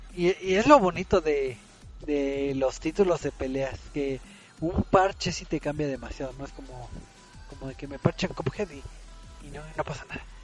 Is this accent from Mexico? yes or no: yes; Mexico; aquí en México